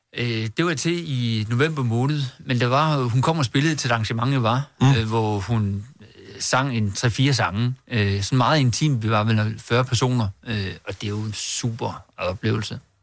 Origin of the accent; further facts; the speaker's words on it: Herning, Central Denmark Region, Denmark; jeg er fra Herning